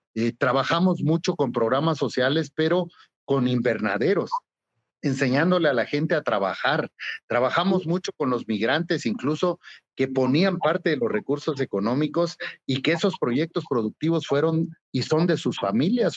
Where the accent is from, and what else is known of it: Oaxaca, Mexico